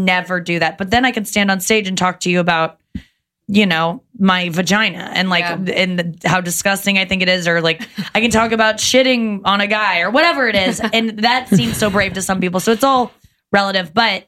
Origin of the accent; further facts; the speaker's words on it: Loveland, Ohio, United States; I grew up in in Loveland